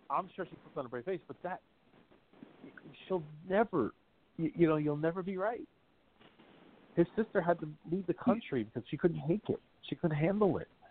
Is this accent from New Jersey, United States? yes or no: yes; South River, New Jersey, United States; South River. That's where I'm from